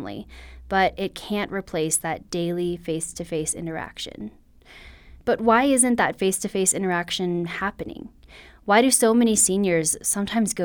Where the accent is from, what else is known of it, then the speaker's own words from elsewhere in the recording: Nebraska, United States; moved away as an adult; now in Colorado, United States; I moved away from my home state of Nebraska to Colorado almost 8 years ago for a job